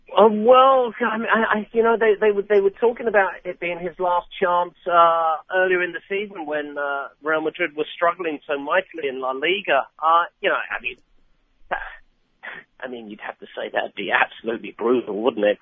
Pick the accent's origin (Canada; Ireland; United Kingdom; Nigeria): United Kingdom; England; I'm English